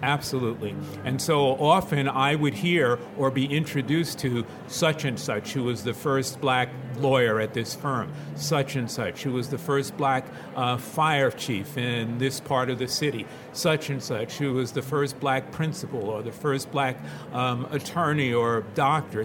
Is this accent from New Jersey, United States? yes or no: no; New York City, New York, United States; we grew up in the Williamsbridge neighborhood of the Bronx